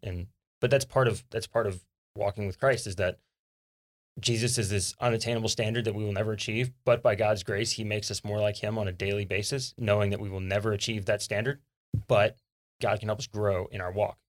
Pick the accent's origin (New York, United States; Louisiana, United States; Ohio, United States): Louisiana, United States; South; now in Texas, United States; growing up in South Louisiana